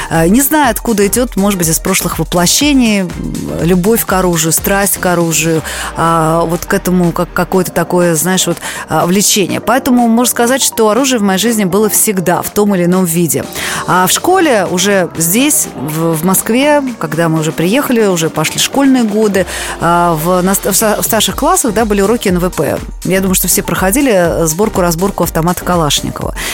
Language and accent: Russian; Sofia, Sofia City, Bulgaria; А я была ребенком, я росла в Болгарии, да, в городе София